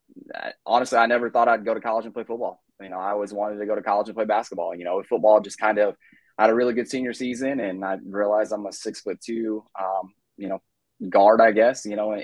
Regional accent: Cherokee, Iowa, United States; moved away; I grew up, born and raised in Northwest Iowa, Cherokee, Iowa, small town in the Northwest corner of the state.

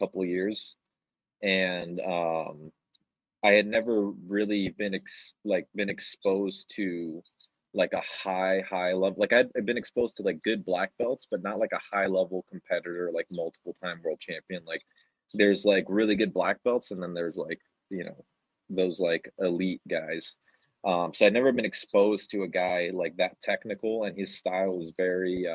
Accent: Miami, Florida, United States; moved away; also born or lived in Charlotte, North Carolina; I grew up in Florida, in South Florida

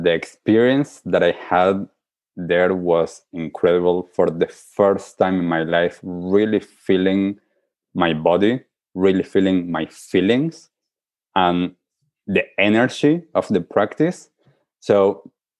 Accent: Argentina; I grew up in Argentina

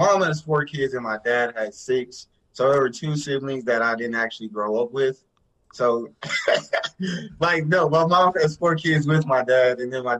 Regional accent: Greenville, Texas, United States; Grew up, born and raised in Greenville, Texas. It's like a small town of like 28,000 people. It was kind of the country, basically. But grew up with five siblings. All grew up together, graduated from Greenville

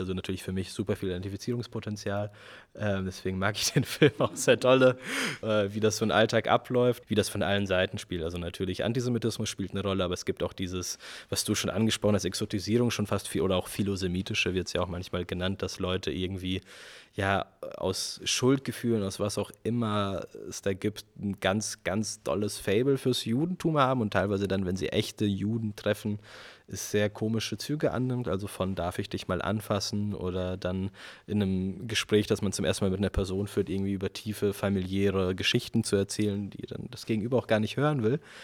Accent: Germany; unsere Generation, wir sind jetzt aufgewachsen in Deutschland

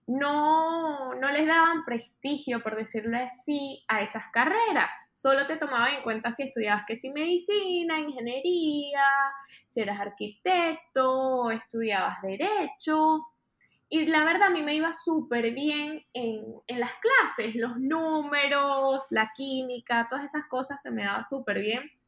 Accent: Maracay, Aragua, Venezuela; moved away as an adult; also born or lived in Caracas / Miami; now in New York, United States; Soy de Maracay, Hace aproximadamente cinco años me mudé a la ciudad de Miami. Estaba estudiando ingeniería civil en Caracas

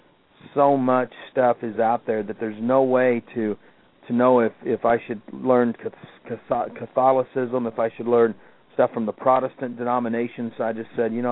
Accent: Kansas City, United States; I grew up in Kansas City

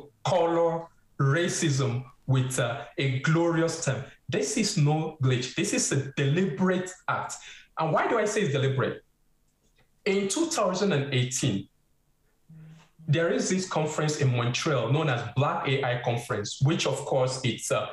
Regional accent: Nigeria; moved away as an adult; also born or lived in Lagos, Nigeria / United States; now in Canada; I'm of Nigerian descent

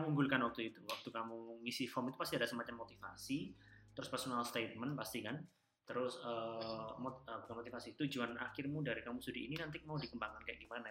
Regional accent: Java, Indonesia; Kita kan dari Jawa

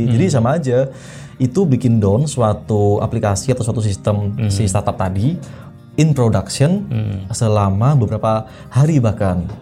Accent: Malang, East Java, Indonesia; also born or lived in Blitar; Malang itu uh, eh, hometown saya, mm -hmm. saya lahir di Malang

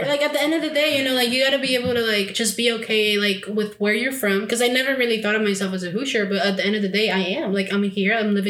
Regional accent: Mexico City, Mexico; because when you tell people like I'm from Mexico City, you're like, oh, it is Chilanga.

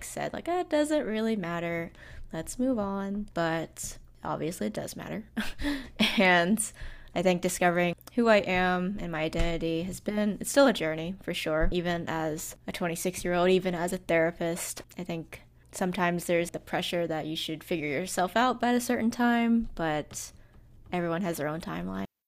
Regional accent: Kentucky, United States; also born or lived in Fujian, China; I grew up in a very small town in Kentucky

